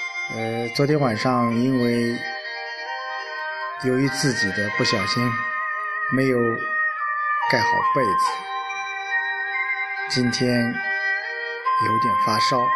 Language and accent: Chinese; Anhui, China; 作为安徽人，我们很骄傲啊！